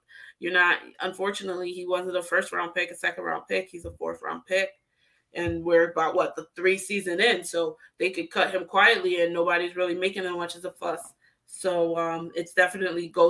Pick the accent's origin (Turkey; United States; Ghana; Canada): Ghana; moved away; my home country, go Ghana.